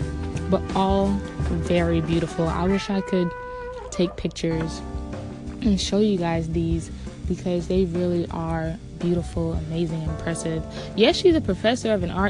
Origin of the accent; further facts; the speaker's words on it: South Florida, United States; I'm from South Florida.